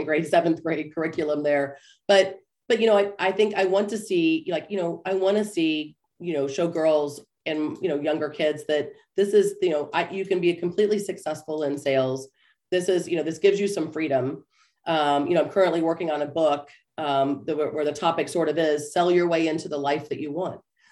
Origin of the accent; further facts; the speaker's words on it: Topeka, Kansas, United States; I grew up in Topeka, Kansas